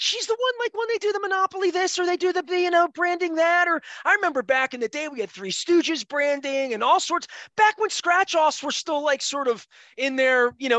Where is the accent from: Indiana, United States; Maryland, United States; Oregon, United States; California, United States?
Maryland, United States; Dundalk; I'm a kid from Dundalk. I born in 1968